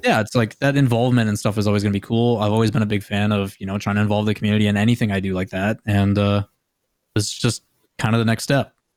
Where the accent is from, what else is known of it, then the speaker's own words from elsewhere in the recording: Green Bay, Wisconsin, United States; I come from Green Bay, Wisconsin.